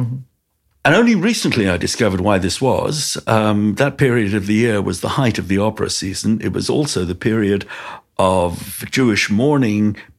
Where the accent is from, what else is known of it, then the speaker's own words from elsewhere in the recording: London, United Kingdom; also born or lived in Golders Green, London; I grew up in Stamford Hill, which is Stoke Newington and Stamford Hill, which is the ultra-Orthodox part of London, in a very Haredi community, but a community that was imbued with the values of Rabbi Shimshon Raphael Hirsch